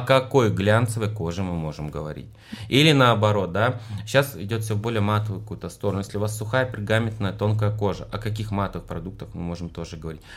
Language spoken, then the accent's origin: Russian; Russia; я из России